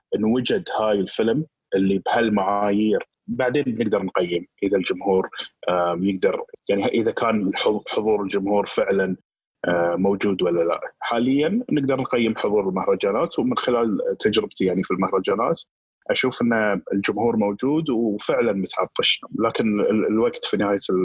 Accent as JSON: {"language": "Arabic", "country": "Qatar", "said": "عندنا في قطر"}